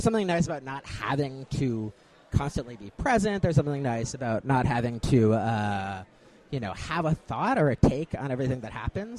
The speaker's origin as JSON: {"language": "English", "town": "Chicago", "region": "Illinois", "country": "United States", "tie": "born or raised there", "moved": "as an adult", "lives_now": "Marietta, United States", "said": "And growing up in Chicago taught me a certain deference to authority."}